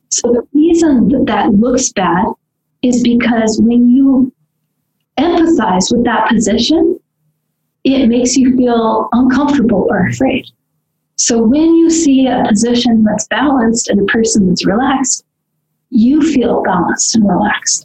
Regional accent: Southern California, United States; I grew up in Southern California

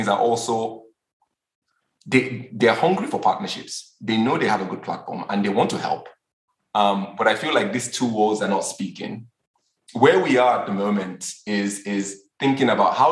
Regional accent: Lagos, Nigeria; I'm Nigerian, and even as a Nigerian I'm Yoruba, I grew up in Lagos

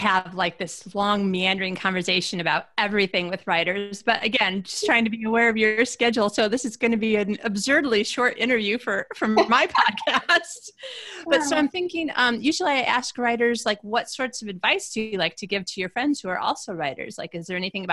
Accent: Midwest, United States; now in Los Angeles, United States; I grew up in the Midwest

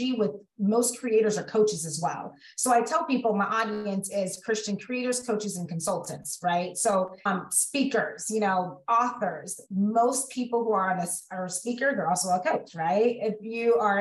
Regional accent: Central California, United States; also born or lived in Los Angeles County, California; born and raised in California. So grew up in Central California.

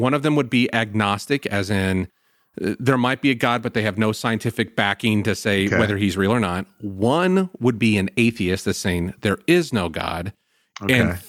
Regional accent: Salem, Illinois, United States; I grew up in Salem, Illinois, very small town. You about couldn't drive down a street without finding another church.

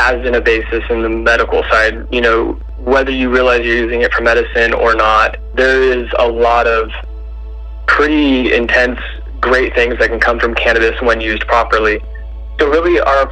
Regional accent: Humboldt County, California, United States; I grew up in Humboldt County

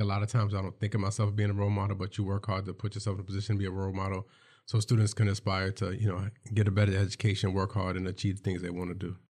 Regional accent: New York City, New York, United States; I'm from New York City.

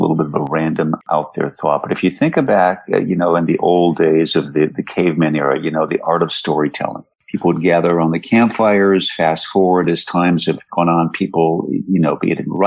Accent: Minneapolis–Saint Paul, Minnesota, United States; moved away; growing up in the Twin Cities

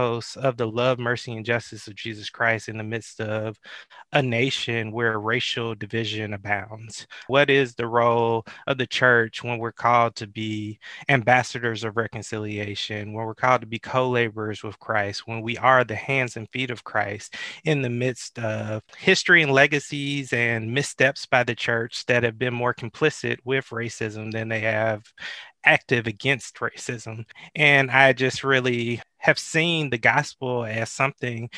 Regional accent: Atlanta, Georgia, United States; I'm from the Metro Atlanta area, grew up in the shadows of Dr. King

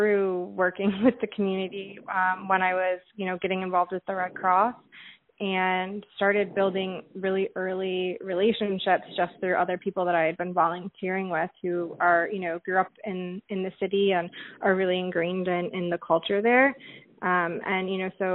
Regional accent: Michigan, United States; I'm from Michigan

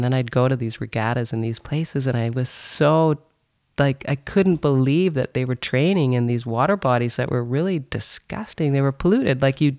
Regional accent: North Bay, Ontario, Canada; I grew up in North Bay

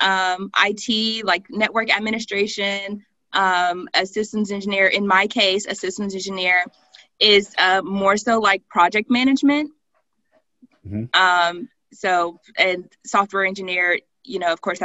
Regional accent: Mobile, Alabama, United States; moved away as an adult; now in Palo Alto, United States; I was actually born and raised in Mobile, Alabama.

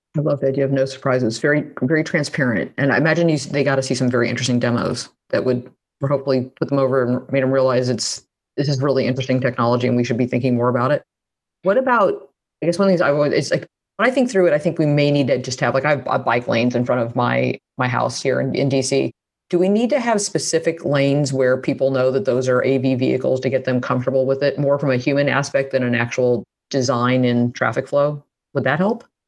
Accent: Midwest, United States; being a Midwesterner

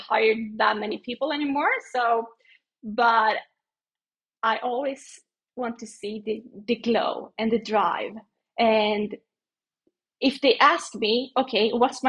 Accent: Sweden; my hometown is actually the place where they do this. So where I was born, it's really, really close to my house actually as well.

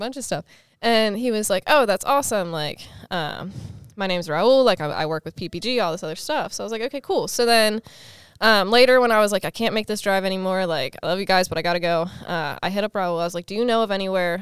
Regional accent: Pennsylvania, United States; moved away as an adult; also born or lived in Texas; now in California, United States; born and raised in Pennsylvania, uh, about an hour and a half outside of Philadelphia

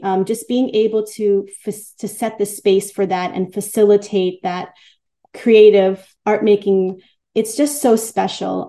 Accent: New York City, New York, United States; I grew up in in in Queens

